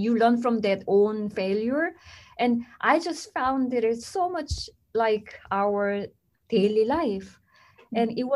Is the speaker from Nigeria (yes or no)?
no; South Korea; moved away as an adult; now in United States; I came from South Korea